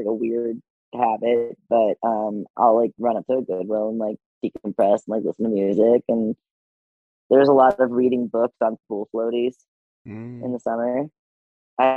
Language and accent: English; Cleveland, Ohio, United States; moved away; my hometown